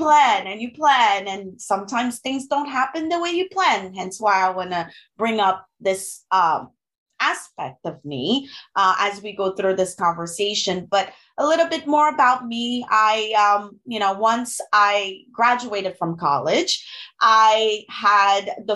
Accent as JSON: {"language": "English", "country": "Haiti", "tie": "born or raised there", "also_born_or_lived": "Gabon", "first_language": "French and Haitian Creole", "second_language": "English", "moved": "as an adult", "lives_now": "United States", "said": "I am originally from the Caribbean. My mother language is French and Creole. I'm from Haiti. I grew up part of my life in Africa, in Gabon, where they spoke French, and another part of my life in Haiti."}